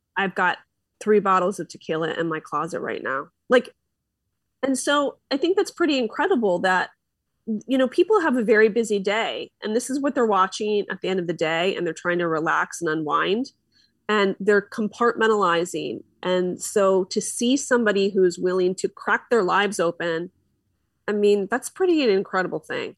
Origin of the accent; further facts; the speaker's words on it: Philadelphia, Pennsylvania, United States; now in Orange County, United States; I'm from Philly, and I'm still a Philly girl